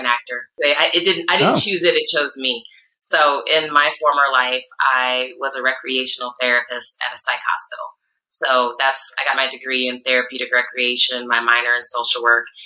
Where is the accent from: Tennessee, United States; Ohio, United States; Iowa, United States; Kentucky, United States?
Iowa, United States; also born or lived in Chicago, Illinois; now in California, United States; I was in Chicago at the time, and I'm from Iowa originally. So I'm a little Midwestern girl